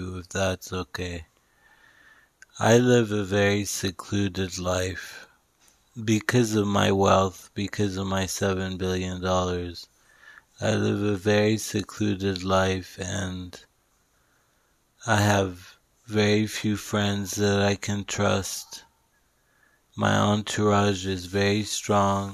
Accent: Dubai, United Arab Emirates; moved away as an adult; also born or lived in Vancouver, Canada; I grew up in Dubai, but I went to university in Vancouver

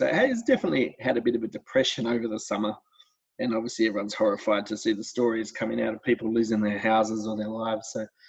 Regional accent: Melbourne, Victoria, Australia; moved away as an adult; also born or lived in Canberra / England; now in Sydney, Australia; growing up in Melbourne was, sports mad kids we were. I was one of three brothers, one older, one younger.

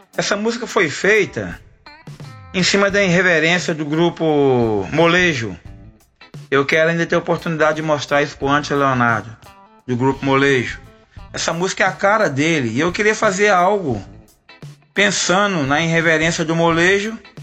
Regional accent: Olhos d'Água, Minas Gerais, Brazil; eu nasci em Olhos d'Água, Minas Gerais

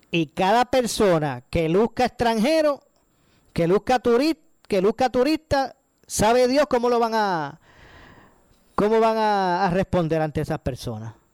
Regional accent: Puerto Rico; los que nos vemos perjudicados somos nosotros, los puertorriqueños.

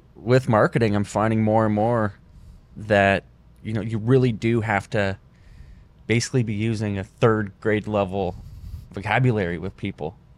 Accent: Windsor, Ontario, Canada; moved away as an adult; now in Fort Lauderdale, United States; I was from Windsor

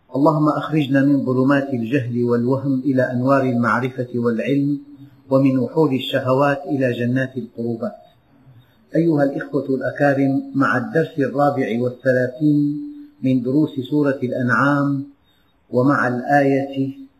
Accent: Syria; بلدنا سوريا

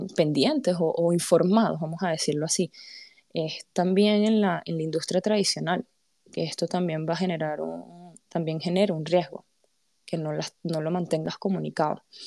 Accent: Panama; vengo de Panamá

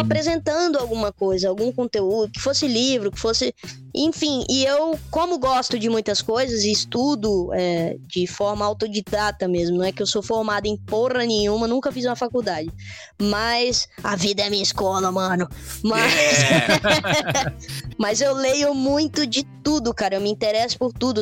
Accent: Espírito Santo, Brazil; eu sou do Espírito Santo

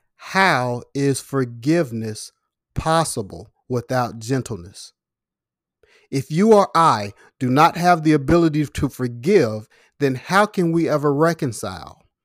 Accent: Louisville, Kentucky, United States; in my hometown, Louisville, Kentucky right now

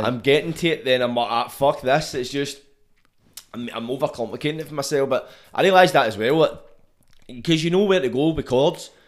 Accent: Glasgow, Scotland, United Kingdom; growing up in Glasgow

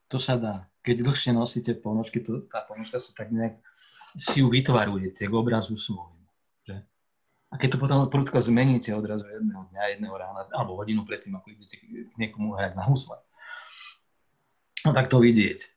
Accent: Slovakia; accent: Moravian-border dialect (mix of Czech and Slovak); ja som pomorávan skôr než Slovak, tak, tak je to moja, moja ozvena môjho detstva, ozvena môjho mesta, kde som sa a v ktorom som vyrastal, v ktorom som hovoril tým jazykom, ktorým sa tam dodnes hovorí

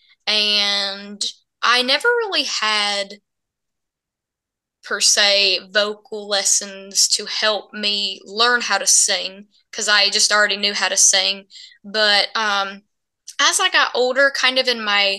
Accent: Bluefield, Virginia, United States; moved away as an adult; now in Nashville, United States; I was born and raised in Bluefield, Virginia.

